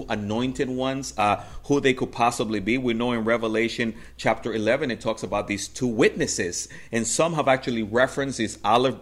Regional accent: Dominican Republic; moved away; And I'm originally from the Dominican Republic, and actually I grew up in the campo, in the country, where there was no GE light bulbs.

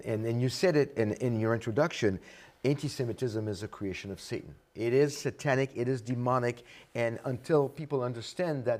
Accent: France; moved away as an adult; now in United States; I come from France

